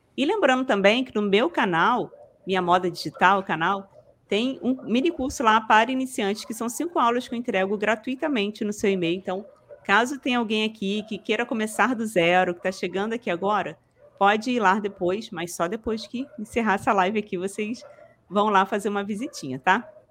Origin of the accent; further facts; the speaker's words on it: Rio de Janeiro, Brazil; accent: carioca; sou do Rio, nem, nem falei, né? Sou ah, carioca